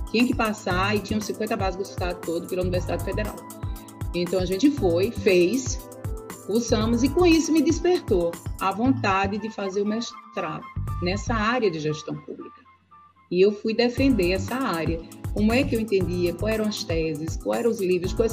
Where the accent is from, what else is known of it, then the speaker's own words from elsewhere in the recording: Recife, Pernambuco, Brazil; moved away as an adult; now in Paraíba, Brazil; eu sou, nasci em Recife, Pernambuco. Eu sou pernambucana.